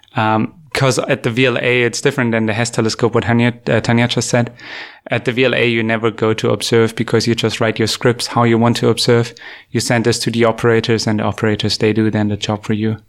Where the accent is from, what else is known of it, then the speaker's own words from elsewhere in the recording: Germany; moved away as an adult; also born or lived in Canada; I grew up in Germany